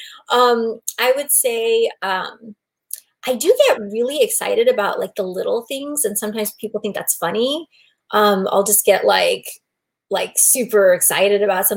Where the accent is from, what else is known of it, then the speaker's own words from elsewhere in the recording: Bay Area, Silicon Valley, Northern California, United States; I grew up in Northern California in the Bay Area, Silicon Valley